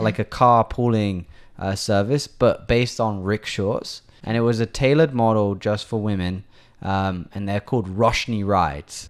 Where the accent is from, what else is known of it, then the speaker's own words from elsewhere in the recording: England, United Kingdom; now in Taiwan; I'm from England